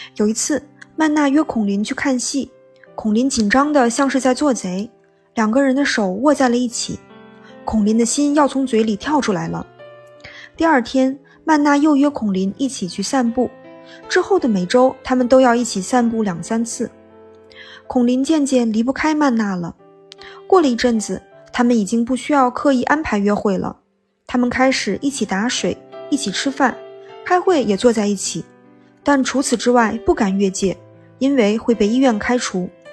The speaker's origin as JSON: {"language": "Chinese", "region": "Liaoning", "country": "China", "said": "哈金是美籍华人，从小在中国辽宁长大，嗯，和我是老乡。"}